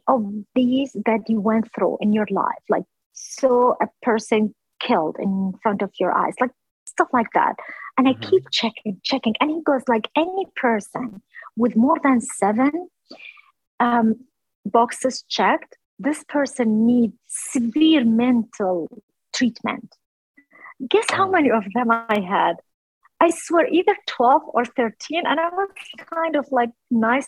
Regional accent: Erbil, Kurdistan Region, Iraq; moved away as an adult; now in Virginia, United States; I'm originally from Kurdistan, from the city of Erbil, which is the capital of the southern Kurdistan

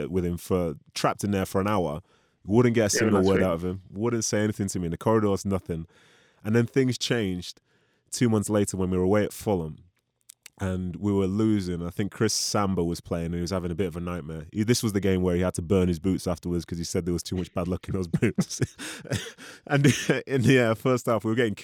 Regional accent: Nigeria; as a Nigerian

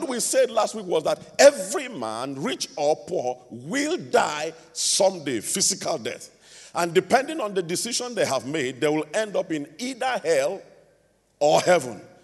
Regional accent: Nigeria

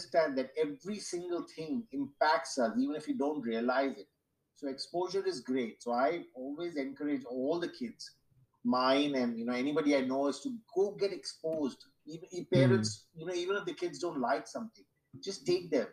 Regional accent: Mumbai, Maharashtra, India; I grew up in Mumbai in the 60s.

